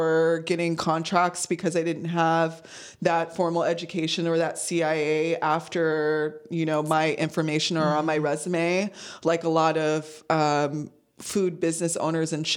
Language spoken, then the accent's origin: English; San Diego, California, United States; moved away as an adult; also born or lived in Chicago; we're two girls from San Diego, mind you, moving to Chicago